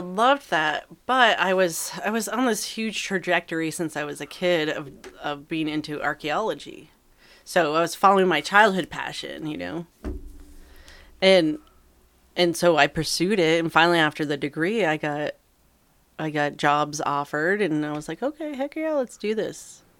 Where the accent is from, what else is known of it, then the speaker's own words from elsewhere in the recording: East Coast, United States; Since I came from the East Coast